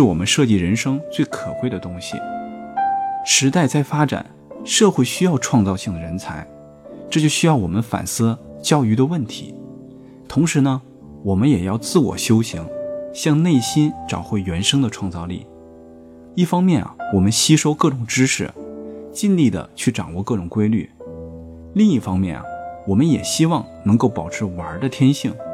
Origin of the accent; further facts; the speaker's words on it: China; 我们中国人就常说啊